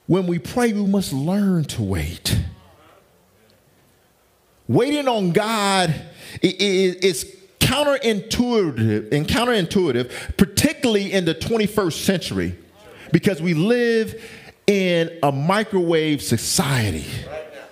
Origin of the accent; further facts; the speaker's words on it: the South, United States; I'm from the South. Okay, I'm from the South